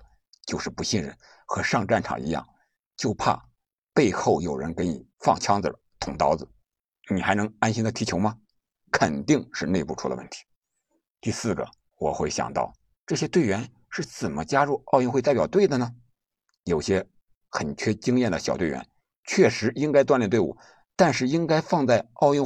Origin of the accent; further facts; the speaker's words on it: China; 我们是中国人，